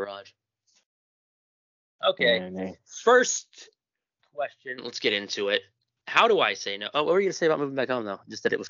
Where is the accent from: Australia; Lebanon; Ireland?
Ireland; I'm Irish. I can say bigoted things toward Irish people.